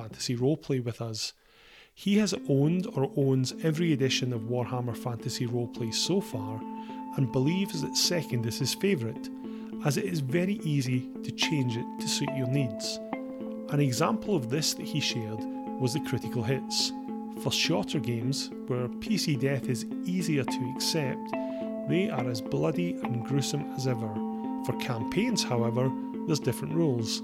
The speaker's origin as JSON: {"language": "English", "region": "Scotland", "country": "United Kingdom", "said": "As a Scotsman"}